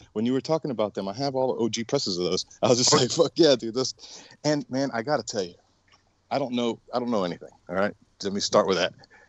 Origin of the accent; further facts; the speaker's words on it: Miami, Florida, United States; I grew up in Miami, so okay. Like a lot of the bands. Yeah, I was born in Miami